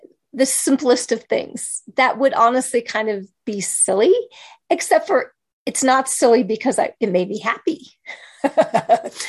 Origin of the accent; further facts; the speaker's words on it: Kansas, United States; I grew up in Kansas